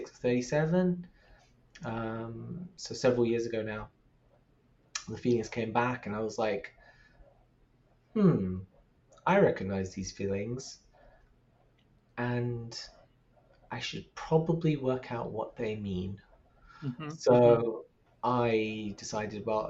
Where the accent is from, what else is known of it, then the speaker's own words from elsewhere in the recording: London, United Kingdom; Growing up in London